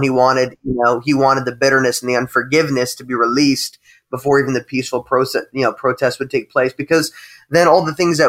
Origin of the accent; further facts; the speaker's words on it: United States; I'm Italian, but I'm white, you know, and I grew up in America